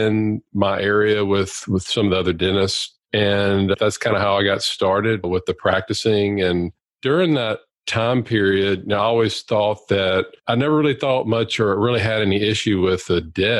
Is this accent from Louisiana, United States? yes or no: yes; Louisiana, United States; I'm a full-time practicing periodontist in Louisiana and born and raised here